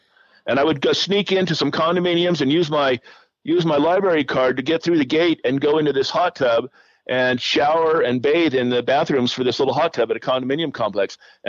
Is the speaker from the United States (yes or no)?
yes; Colorado, United States; And growing up in Western Colorado, there were some off-road racers here, but I didn't really know them.